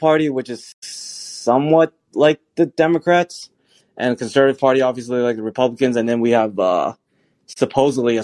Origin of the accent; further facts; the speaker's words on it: Toronto, Ontario, Canada; I grew up in Scarborough